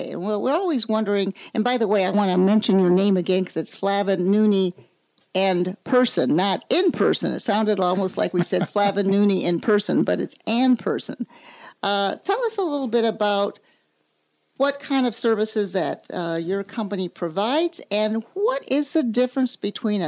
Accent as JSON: {"language": "English", "region": "South Florida", "country": "United States", "tie": "born or raised there", "said": "I grew up in South Florida"}